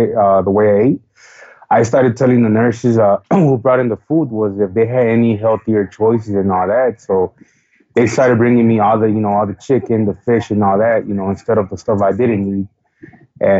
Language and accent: English; Chicago, Illinois, United States; I am from Chicago, Illinois, born and raised